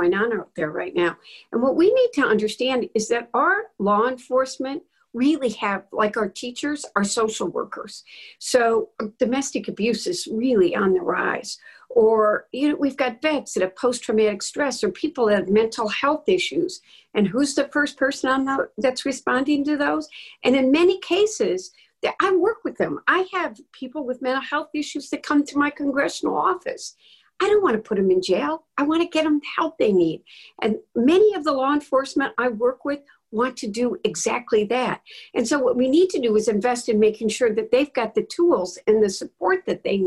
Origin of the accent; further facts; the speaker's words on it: Dearborn, Michigan, United States; I went to my hometown's Dearborn